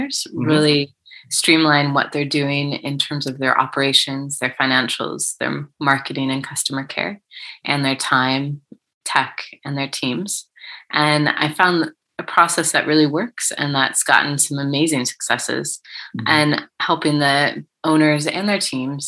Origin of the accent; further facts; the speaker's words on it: United States; moved away as an adult; now in Cardiff, United Kingdom; I'm from the States, as you can tell, and I have British family. And so I came over about 6 years ago to the UK